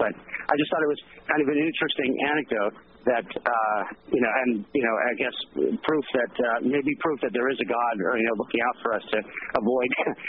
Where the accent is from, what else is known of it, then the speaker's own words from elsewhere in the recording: Washington, United States; The pig war took place in my home state of Washington on the San Juan Islands.